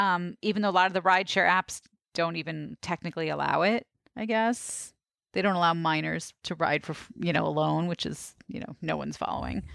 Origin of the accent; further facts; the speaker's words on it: New York City, New York, United States; growing up in Brooklyn